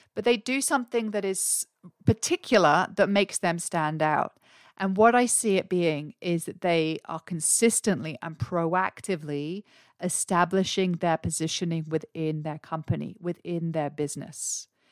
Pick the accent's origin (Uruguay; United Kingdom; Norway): United Kingdom; England; now in Australia; I'm English, but I live here in Australia.